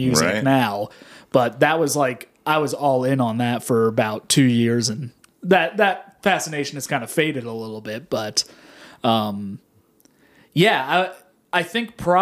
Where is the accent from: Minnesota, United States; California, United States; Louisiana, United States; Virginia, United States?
Virginia, United States; Shenandoah County; growing up in Shenandoah County here in the Valley